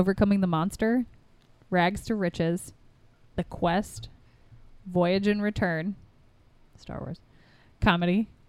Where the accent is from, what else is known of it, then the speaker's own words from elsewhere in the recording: Midwest, United States; we're from the Midwest